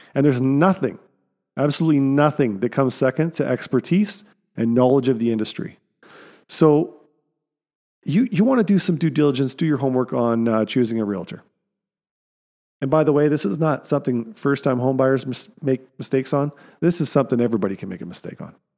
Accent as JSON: {"language": "English", "country": "Canada", "said": "as Canadian citizens"}